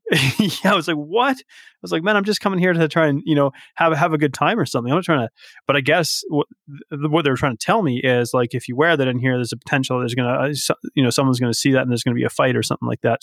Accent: Vancouver Island, British Columbia, Canada; now in Alberta, Canada; I live in Alberta, but I'm not a native Albertan. I'm, I'm from the West Coast. I'm from Vancouver Island.

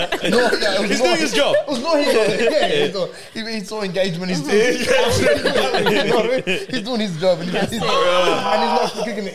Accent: Melbourne, Victoria, Australia; I'm a Brunswick boy, yeah? Okay. So I grew up in Brunswick

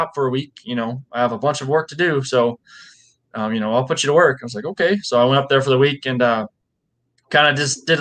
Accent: Sublimity, Oregon, United States; my hometown show in Sublimity, Oregon.

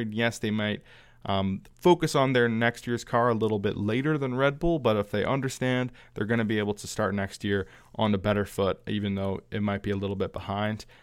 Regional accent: Canada; my home country

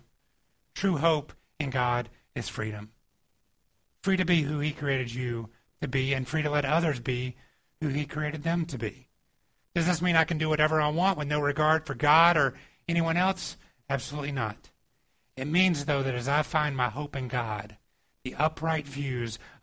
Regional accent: Georgia, United States; moved away; I grew up in the South and in Georgia

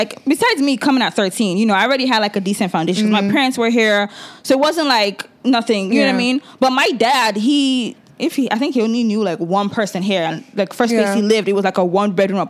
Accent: Nigeria; being Nigerian, we all share a similar story

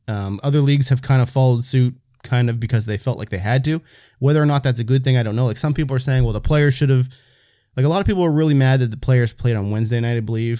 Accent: the Maritimes, Canada; white dudes from Maritimes in Canada

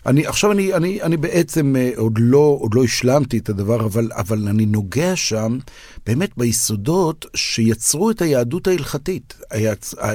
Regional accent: Israel; אני אומר כישראלי

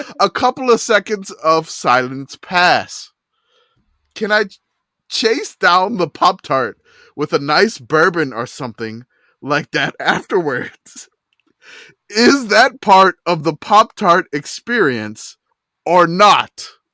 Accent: New Orleans, Louisiana, United States; I grew up in New Orleans watching Tulane football

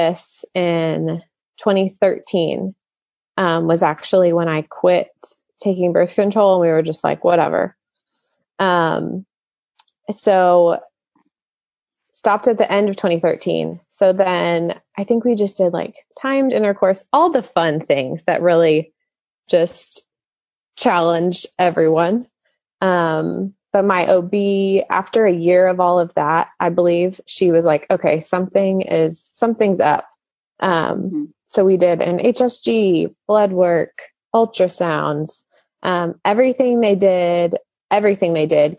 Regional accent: Dallas-Fort Worth area, Texas, United States; I grew up in the Dallas-Fort Worth area my whole life

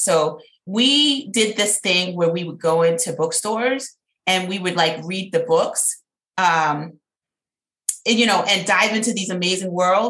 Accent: New York City, New York, United States; now in Atlanta, United States; I'm originally from New York City, Southside, Jamaica, Queens, which was a tough little area.

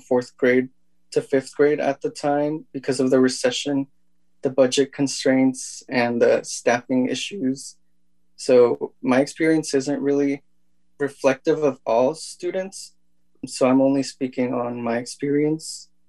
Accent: California, United States; first language Spanish; English is a second language; also born or lived in Tabasco, Zacatecas, Mexico / Los Angeles area, California / Ukiah, California / Kelseyville, California; I was born in Tabasco, Zacatecas, Mexico, and immigrated to the United States at 5 years old. California has been my home for 15 years now. And when I arrived, I spoke only Spanish.

